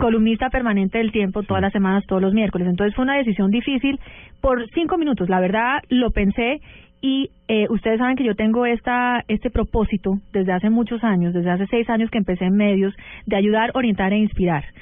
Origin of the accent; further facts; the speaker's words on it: United States; yo crecí en Estados Unidos